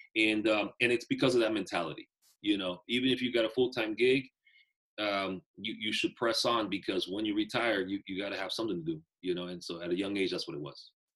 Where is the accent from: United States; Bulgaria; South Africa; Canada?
United States; Bay Area, California; also born or lived in Nicaragua; I grew up in the Bay Area